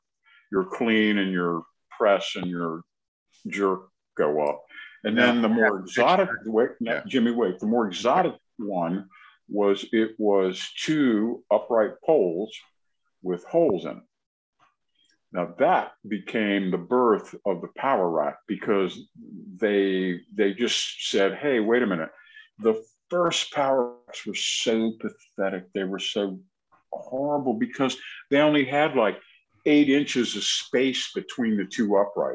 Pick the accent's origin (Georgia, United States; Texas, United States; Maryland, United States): Maryland, United States; Glenmont; I grew up in Glenmont, right down the road from George Avenue